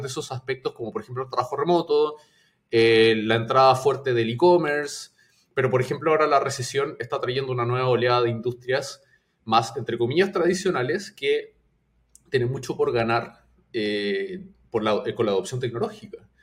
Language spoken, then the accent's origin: Spanish; Chile; moved away as an adult; now in Peru; Yo soy de Chile, eh, pero vivo en Perú hace cierto tiempo